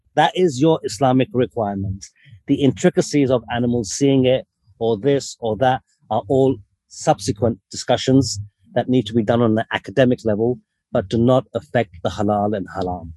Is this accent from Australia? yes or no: no; United Kingdom; So I was born in the UK, but my parents are from Lahore in Pakistan